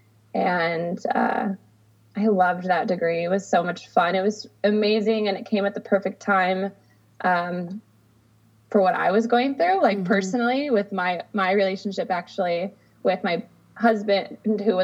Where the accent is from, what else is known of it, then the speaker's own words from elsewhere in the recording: Adrian, Michigan, United States; now in Sacramento, United States; I'm originally from the Midwest. I grew up in a small town in Michigan